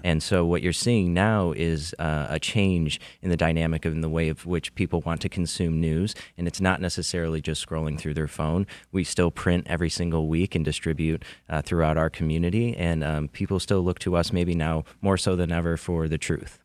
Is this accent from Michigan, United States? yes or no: yes; Macomb County, Michigan, United States; I grew up in Macomb County